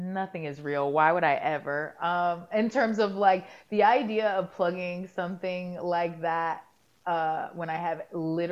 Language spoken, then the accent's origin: English; Jacksonville, Florida, United States; moved away; also born or lived in Baltimore; I grew up there